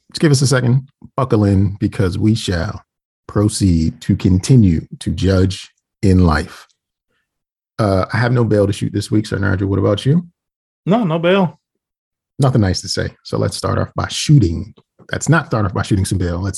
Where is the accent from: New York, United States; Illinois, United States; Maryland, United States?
Maryland, United States; Baltimore; I can't even say it like I'm from Baltimore anymore.